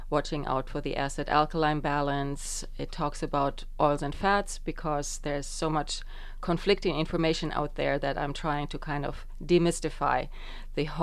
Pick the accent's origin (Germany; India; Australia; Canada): Germany; also born or lived in Estonia; now in United States; I was born in {S1} Estonia, so that's. Uh, that's that. But uh, when I was just a year and a half old, my parents immigrated to West Germany.